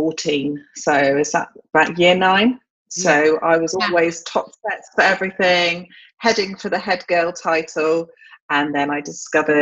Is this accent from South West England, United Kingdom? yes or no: yes; Chippenham, South West England, United Kingdom; moved away as an adult; now in Cornwall, United Kingdom; I grew up in Chippenham in Wiltshire, actually. And I lived there for the first 30 years of my life, pretty much